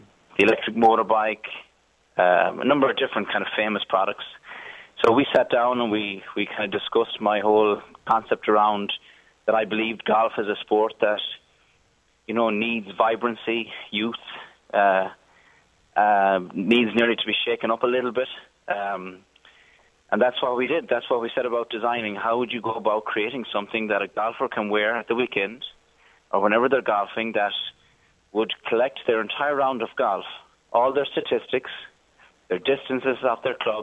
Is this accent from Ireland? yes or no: yes; Galway, Connacht, Ireland; moved away as an adult; now in Silicon Valley, United States; I'm from Galway on the west coast